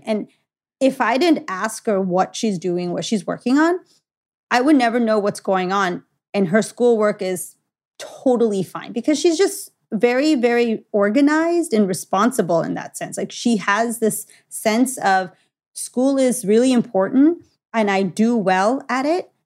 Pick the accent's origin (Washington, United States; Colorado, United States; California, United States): California, United States; Los Angeles; I was born and raised in Los Angeles.